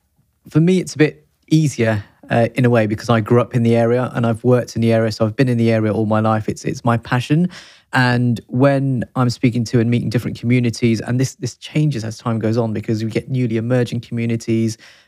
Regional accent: London, United Kingdom; I grew up in Neasden, so that's where I am

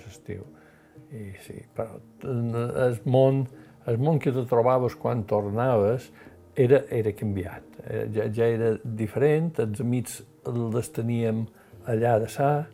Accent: Manacor, Balearic Islands, Spain; Vaig néixer a Manacor el 6 d'agost de 1948.

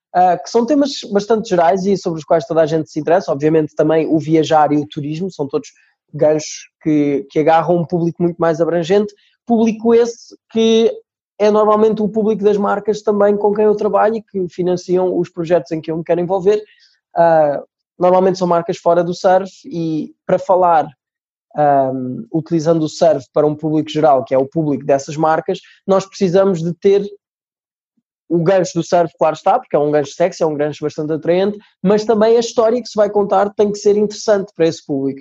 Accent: Portugal; accent: Portuguese (also Brazilian at home); also born or lived in Brazil; Vou, vou tentar manter-me fiel aqui ao sotaque português

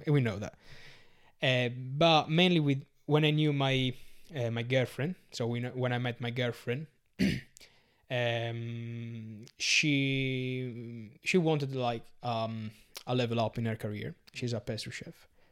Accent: Sardinia, Italy; English is a second language; moved away as an adult; also born or lived in Glastonbury; now in London, United Kingdom; I'm from Sardinia

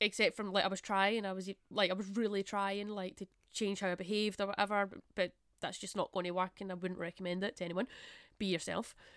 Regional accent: Glasgow, Scotland, United Kingdom; I'm born in Glasgow, I'm Scottish, I played for Scotland

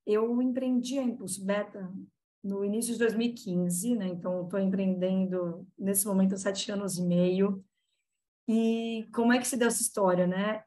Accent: Guarulhos, São Paulo, Brazil; moved away as an adult; now in São Paulo, Brazil; Guarulhos está na Grande São Paulo. Nasci em Guarulhos, me mudei para São Paulo há coisa de 12 anos

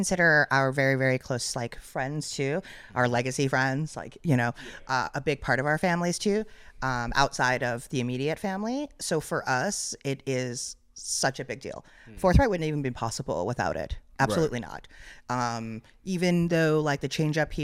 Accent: New York City, New York, United States; moved away as an adult; now in Youngsville, United States; We are transplants. You know, we are not from here. We're definitely not born and bred. We are from New York City

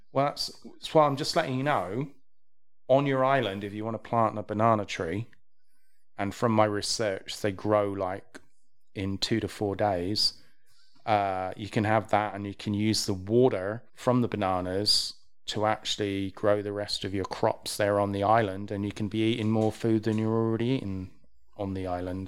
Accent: England, United Kingdom; I'm English.

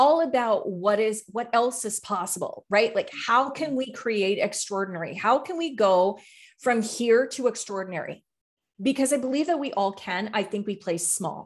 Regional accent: Canada; I'm from Canada.

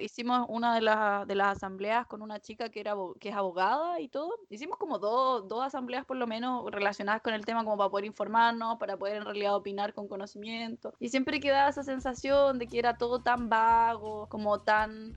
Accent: Chile; moved away as an adult; Como chilenos en el extranjero

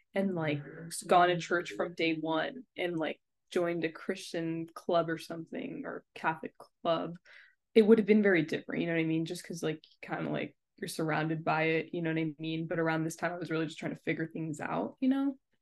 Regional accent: Sri Lanka; I'm from Sri Lanka

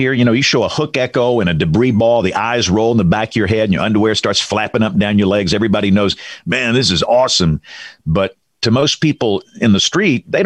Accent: Greenville, Alabama, United States; moved away; I'm from Greenville, Alabama.

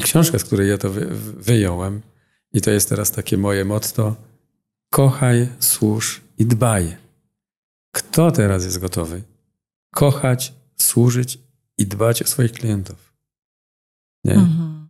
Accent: Silesian Voivodeship, Poland; accent: Silesian; Jako Ślązak mam jakieś jeszcze i akcent

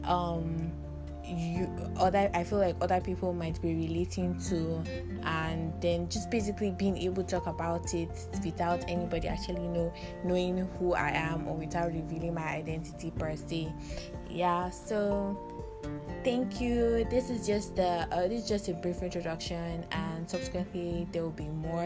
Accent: Northern Nigeria, Nigeria; I'm a Hausa Yoruba girl, and I grew up in the north

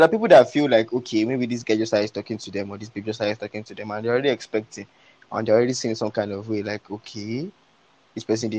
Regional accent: Nigeria; when I was still growing up in Suleri

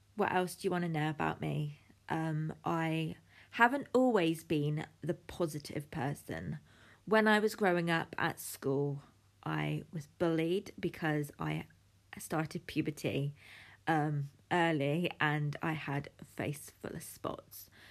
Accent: United Kingdom; I'm from the United Kingdom, the sunniest place on the planet.

